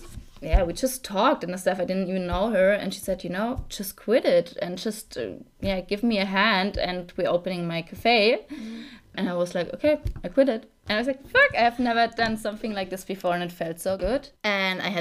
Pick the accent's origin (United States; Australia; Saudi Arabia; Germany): Germany; Saarland; also born or lived in Mainz; now in Munich, Germany; I'm actually from Saarland, like the really smallest part of Germany.